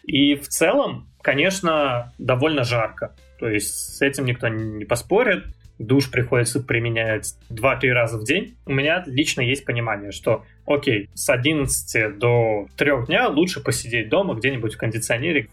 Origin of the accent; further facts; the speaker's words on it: Saint Petersburg, Russia; moved away as an adult; now in Israel; я родился в Питере, прожил кучу лет в Питере, больше 20 получается